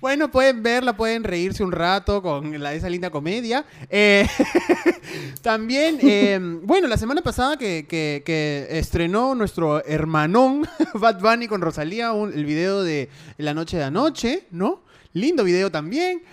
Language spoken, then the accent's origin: Spanish; Peru; soy el niño peruano